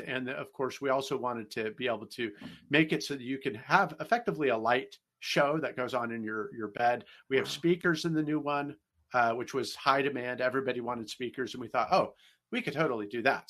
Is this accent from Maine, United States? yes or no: no; Bay Area, California, United States; moved away as an adult; now in St. Louis, United States; I'm actually from California myself. I was born and raised in the Bay